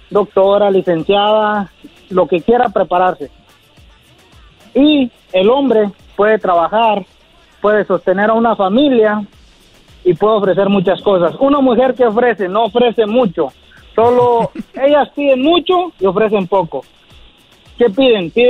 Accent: Guerrero, Mexico; Yo, de Guerrero.

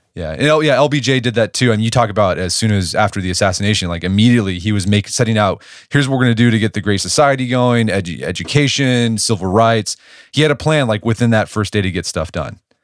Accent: Oklahoma, United States; I'm from Oklahoma. I went to O U

